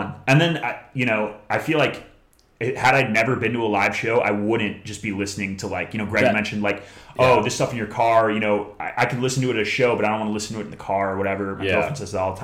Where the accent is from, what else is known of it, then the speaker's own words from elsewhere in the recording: Chicago, Illinois, United States; moved away; We're from Chicago